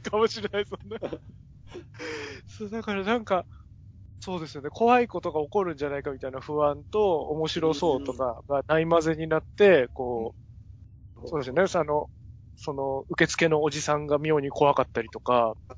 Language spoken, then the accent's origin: Japanese; Ushiku, Ibaraki, Japan; 僕、茨城の牛久で育ったんですけど